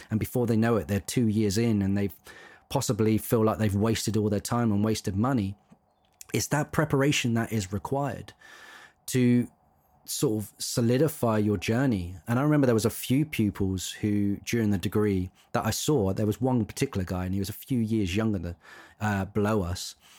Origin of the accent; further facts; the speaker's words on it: Isle of Wight, South East England, United Kingdom; I grew up on the Isle of Wight